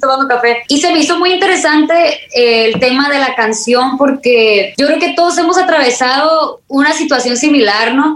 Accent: Culiacán, Sinaloa, Mexico; aquí en mi tierra, en Culiacán, Sinaloa

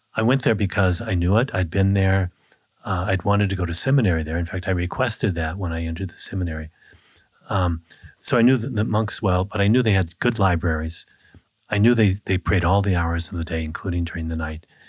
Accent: United States; in Kansas, Nebraska, where I grew up

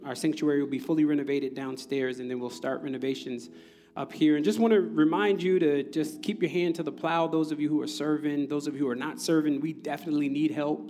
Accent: Neptune, New Jersey, United States; now in Brooklyn, United States; I grew up in Jersey, in the central part of Jersey, Neptune, New Jersey

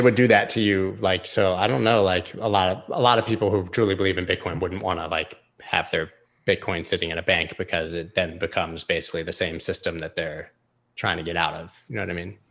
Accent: United States; I'm an American citizen

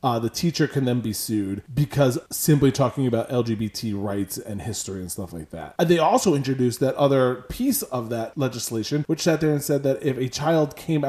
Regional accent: Florida, United States; we are from Florida, obviously.

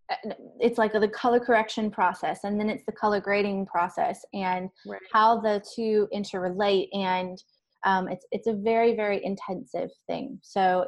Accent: South Georgia, United States; I grew up in South Georgia, and Panama City is somewhere that I went often as a child

